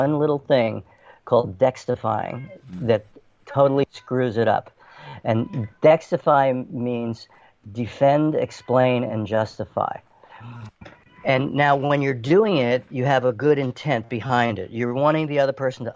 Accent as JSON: {"language": "English", "town": "New York City", "region": "New York", "country": "United States", "tie": "born or raised there", "moved": "as an adult", "said": "growing up in New York City"}